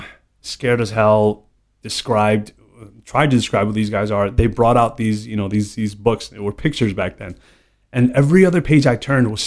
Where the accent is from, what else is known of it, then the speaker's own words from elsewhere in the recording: New York, United States; So, I mean, you know, I grew up 43 years in New York, born and raised.